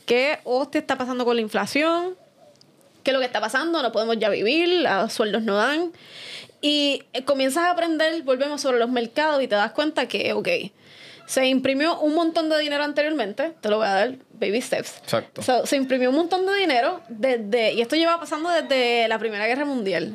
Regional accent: Fajardo, Puerto Rico; moved away as an adult; now in San Juan, Puerto Rico; soy de Fajardo

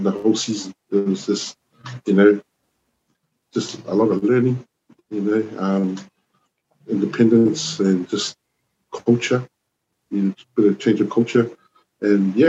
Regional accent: Auckland, New Zealand; moved away as an adult; also born or lived in Wellington, New Zealand / Samoa / Blacktown, Sydney, Australia; now in Sydney, Australia; I was New Zealand born, Samoan, born in Wellington in 1977. Wow, a long time ago. And I grew up in Auckland. I grew up in East Auckland, a place called Ellerslie.

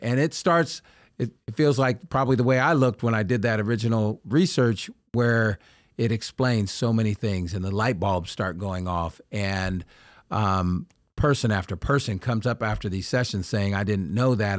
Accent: Sacramento, California, United States; the neighborhood I grew up in in Oak Park

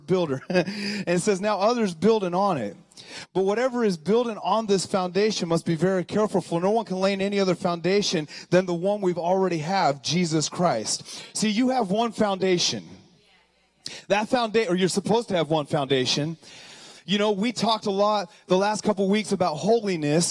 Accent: Colorado, United States; moved away; I'm from Colorado.

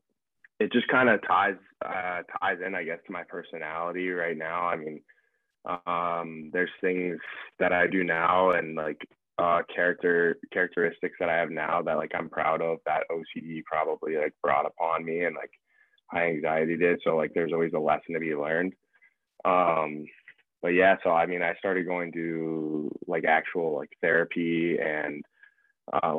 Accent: Phoenix, Arizona, United States; moved away; I'm from Phoenix, Arizona. Grew up playing for the Phoenix Junior Coyotes

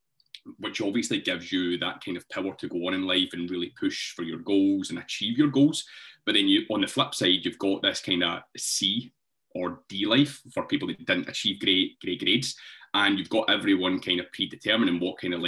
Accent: Scotland, United Kingdom; accent: Scottish; the Scottish accent

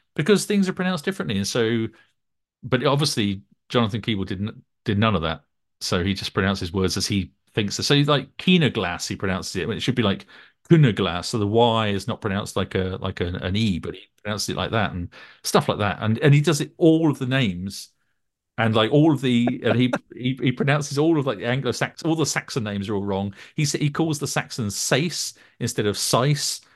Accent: Northumberland, North East England, United Kingdom; also born or lived in Norham; when I was growing up in Northumberland

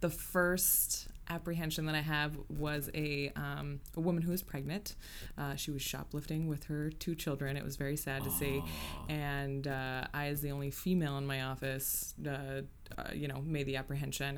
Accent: Tacoma, Washington, United States; I was born and raised in South Tacoma, and I am a licensed realtor here in Tacoma, Old Town, and have been for 5 years

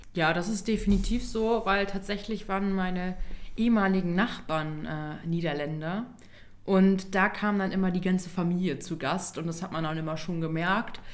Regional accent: East Frisia, Lower Saxony, Germany; Wir kommen ja aus Ostfriesland.

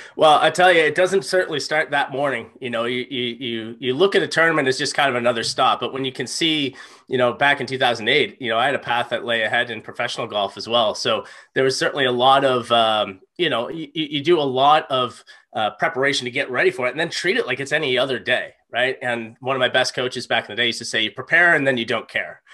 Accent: Halifax, Nova Scotia, Canada; I grew up right in Halifax, um, in Clayton Park

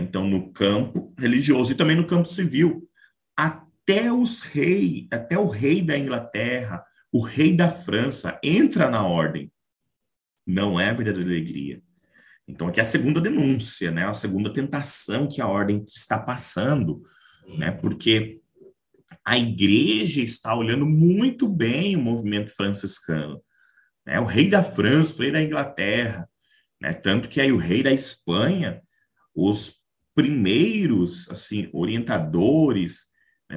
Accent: Marabá, Pará, Brazil; now in Caçapava, Brazil; Sou natural da cidade de Marabá, estado do Pará

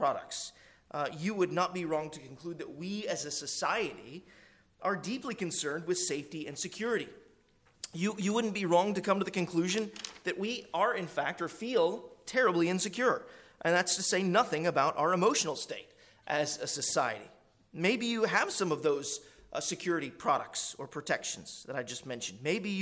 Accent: Arkansas, United States; You might could say, I was born in Arkansas, so might could is a southern phrase

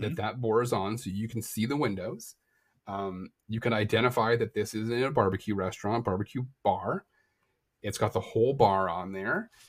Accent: Canada; I am Canadian

